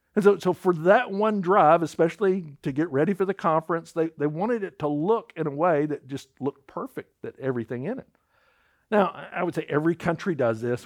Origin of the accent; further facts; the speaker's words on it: United States; I'm an American citizen